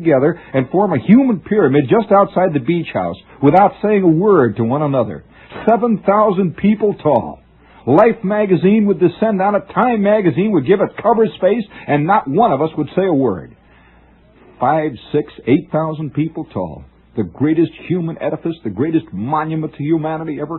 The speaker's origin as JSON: {"language": "English", "area": "Middle West", "region": "Midwest", "country": "United States", "moved": "yes", "said": "I'm not a real American. I'm from the Middle West."}